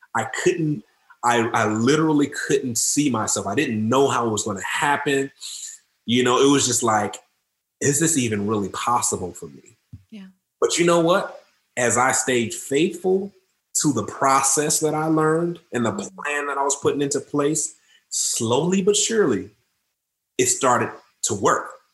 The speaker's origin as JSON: {"language": "English", "town": "Detroit", "region": "Michigan", "country": "United States", "tie": "born or raised there", "said": "I grew up in Detroit, Detroit, Michigan"}